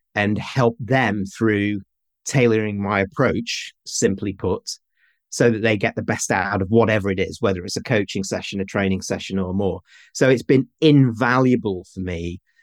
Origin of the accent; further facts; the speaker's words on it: Manchester, North West England, United Kingdom; moved away; I'm from the north of England. I'm from Manchester.